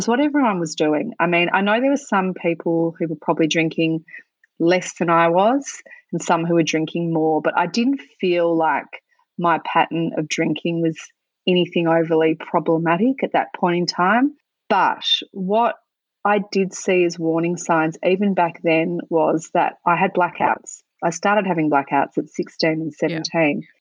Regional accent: Australia; growing up in Australia, there's just so much cultural pressure and normalisation of drinking everywhere

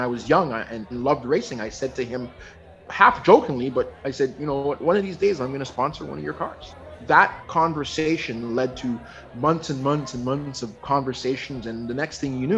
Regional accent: Toronto, Ontario, Canada; born or raised there; now in Vancouver, Canada

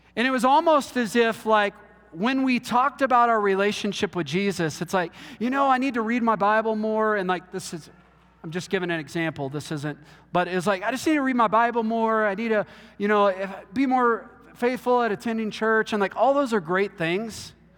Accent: Texas, United States; I'm from Texas

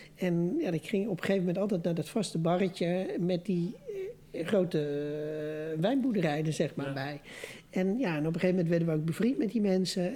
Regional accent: Amsterdam, North Holland, Netherlands; moved away; ik, ben geboren en getogen Amsterdammer

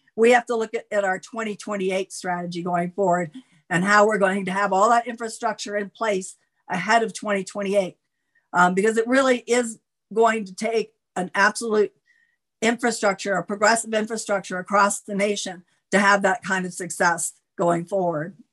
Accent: Florida, United States; moved away; I grew up in Florida

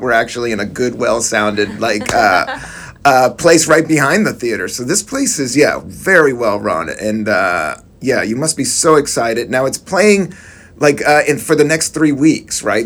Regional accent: California, United States; now in New York City, United States; i come from California

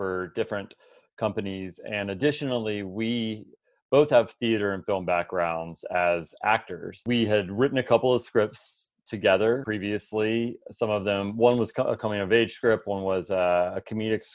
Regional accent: Houston, Texas, United States; we're both originally from Houston also.

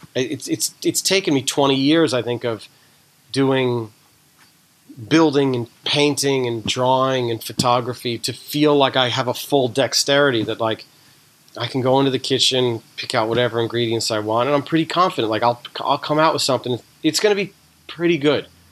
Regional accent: East Coast, United States; I grew up on the East Coast

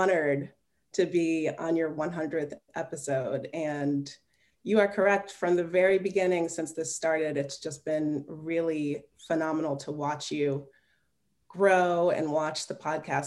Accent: Connecticut, United States; also born or lived in Milwaukee, Wisconsin / Simsbury, Connecticut / Cheshire, Connecticut; now in Palo Alto, United States; I grew up in Connecticut, you know, two towns, Simsbury and Cheshire, Connecticut.

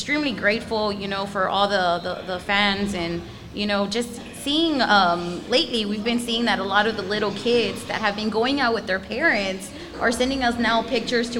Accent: San Antonio, Texas, United States; we're born and raised in San Antonio. I mean, we grew up in the West Side

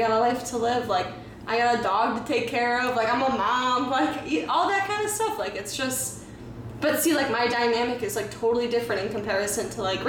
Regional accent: Chicago, Illinois, United States; I'm from Chicago.

